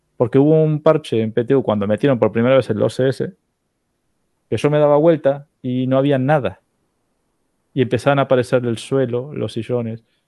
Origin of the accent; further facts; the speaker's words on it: Argentina; accent: Argentine; yo tengo acento argentino